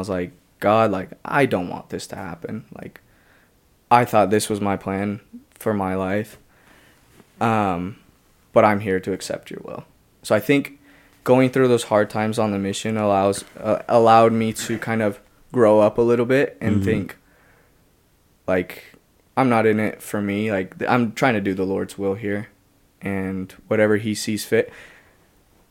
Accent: Arizona, United States; moved away as an adult; now in Provo, United States; I'm from Arizona

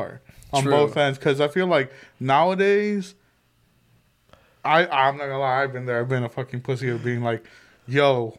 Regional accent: England, United Kingdom; No, I'm English.

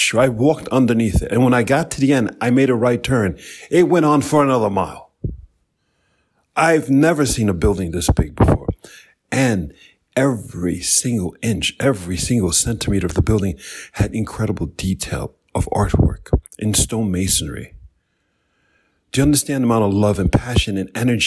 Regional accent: New York, United States; I'm from New York

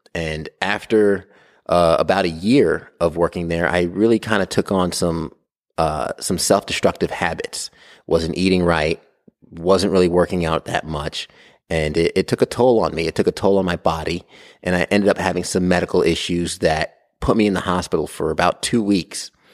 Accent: Brentwood, New York, United States; I'm from New York, Long Island, New York. I was born and raised in Brentwood.

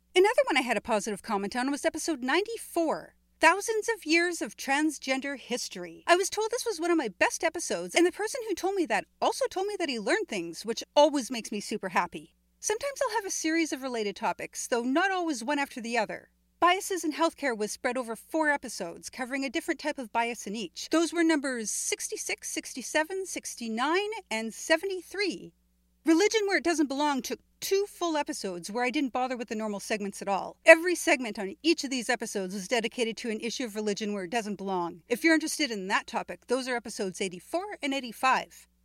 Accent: Canada; my home country

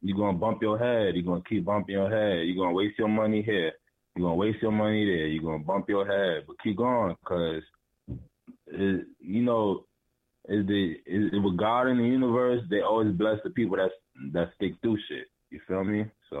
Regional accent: Harleyville, South Carolina, United States; also born or lived in Brooklyn, New York; Nah, I'm from Harleyville, South Carolina. Small little town, you feel me? You probably, probably got like 1,500 population.

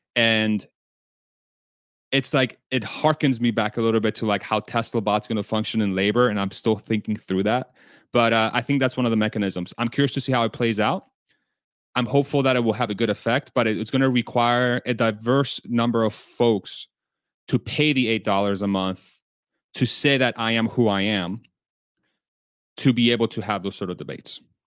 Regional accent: Texas, United States; I'm from Texas

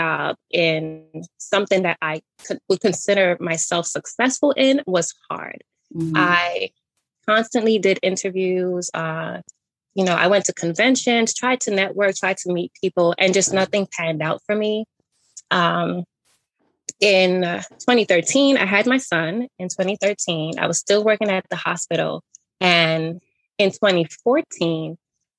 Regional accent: New York City, New York, United States; moved away as an adult; also born or lived in Connecticut; I was born and raised in Brooklyn, New York in the 90s. I lived in New York for about 19 years until I started college in Connecticut

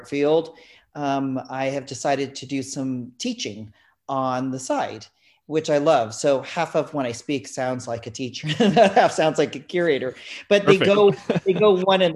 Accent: South Bay, Northern California, United States; moved away as an adult; also born or lived in San Francisco / New York City / London; I lived in the South Bay in Northern California

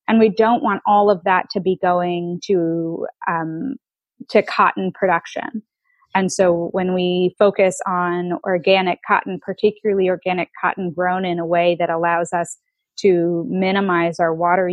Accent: United States; moved away as an adult; now in Netherlands; I'm American and a lot of my customer base is in the United States

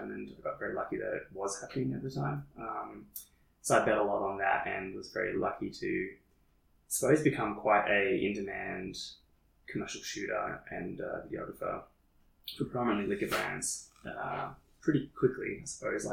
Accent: Shepparton, Victoria, Australia; now in Melbourne, Australia; I'm back in my hometown for an interim period.

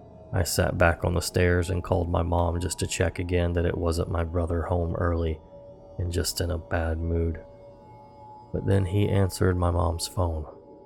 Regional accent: England, United Kingdom; I'm from England, meaning it was already pitch black outside at this time of the year.

